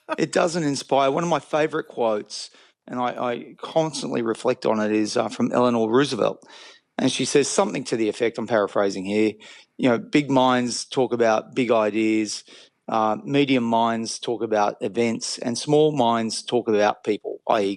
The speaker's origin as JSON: {"language": "English", "country": "Australia", "said": "I'm an Australian."}